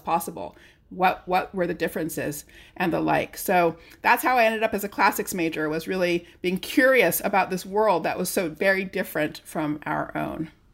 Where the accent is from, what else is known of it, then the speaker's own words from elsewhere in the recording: California, United States; now in Massachusetts, United States; I grew up in California in the 70s and 80s